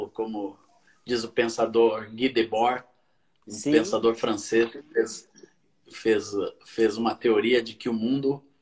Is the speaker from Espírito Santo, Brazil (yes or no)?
no; Coronel Fabriciano, Minas Gerais, Brazil; eu sou é de Coronel Fabriciano